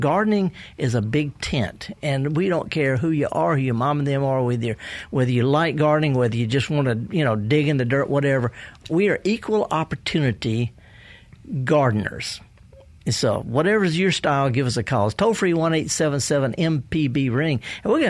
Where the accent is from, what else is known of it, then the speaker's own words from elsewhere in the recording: the South, United States; But, you know, I'm from the South. I can't say soil.